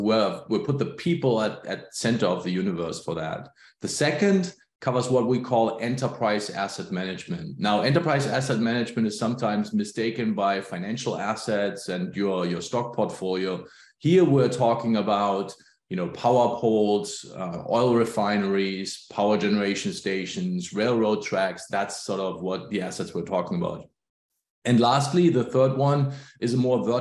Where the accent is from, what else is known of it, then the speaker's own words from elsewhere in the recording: Germany; moved away as an adult; now in Pacific Northwest, United States; I grew up in Germany, emigrated to the US about 20 plus years ago